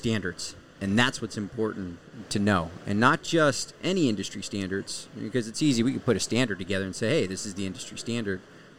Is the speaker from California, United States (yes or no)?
no; Las Vegas, Nevada, United States; moved away as an adult; also born or lived in Washington, D.C.; my hometown of Las Vegas, Nevada.